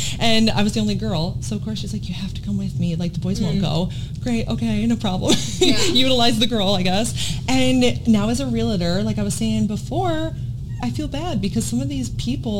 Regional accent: Wisconsin, United States; now in Virginia Beach, United States; I am from Wisconsin originally, near Chicago area, just right over the border. Grew up there my whole life

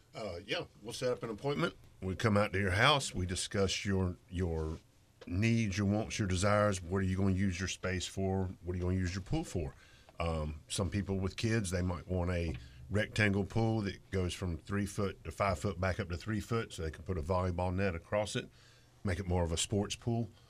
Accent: Greensboro, North Carolina, United States; moved away as an adult; also born or lived in Japan; I'm originally from Greensboro, North Carolina. Uh, I was born in Japan

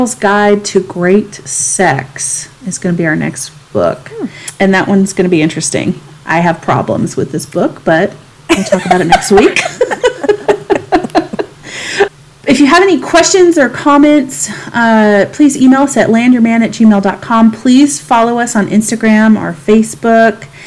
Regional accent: the South, United States; moved away; also born or lived in San Diego; growing up in the South

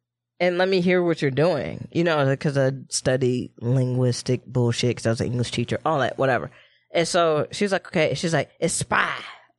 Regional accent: Midwest, United States; accent: Midwest; We hit vowels hard as fuck in the Midwest.

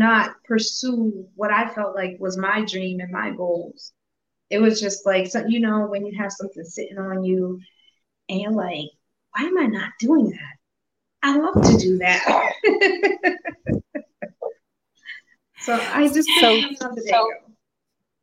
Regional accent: Worcester, Massachusetts, United States; also born or lived in Boston, Massachusetts / upstate New York / Indiana; I came to Worcester when I was a newborn. My brother was two. I was a newborn. So I pretty much was raised here

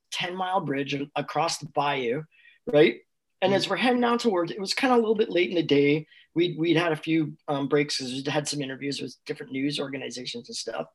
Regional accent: Canada; We're from Canada

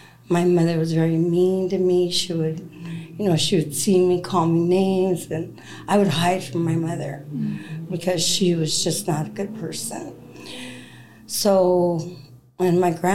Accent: Culver City, California, United States; I grew up in Culver City, California

